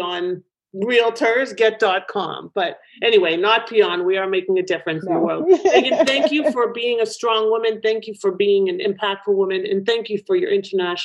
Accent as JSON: {"language": "English", "town": "Toronto", "region": "Ontario", "country": "Canada", "tie": "born or raised there", "moved": "yes", "lives_now": "Boca Raton, United States", "said": "in Toronto, which is my hometown"}